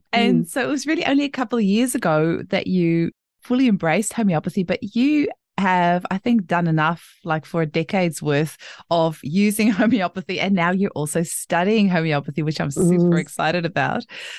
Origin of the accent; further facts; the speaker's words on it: South Africa; first language Afrikaans; English is a second language; which in Afrikaans, my native language, means king.